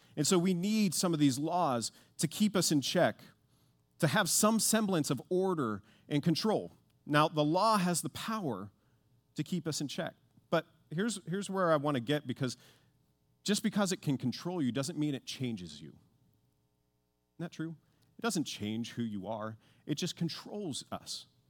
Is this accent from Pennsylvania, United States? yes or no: yes; Pittsburgh, Pennsylvania, United States; I grew up in Pittsburgh